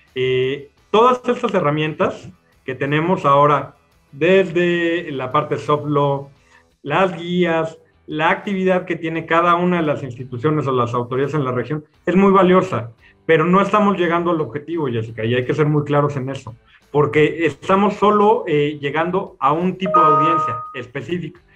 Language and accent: Spanish; Mexico; hemos vivido eh, o tratado de responder en México por muchos años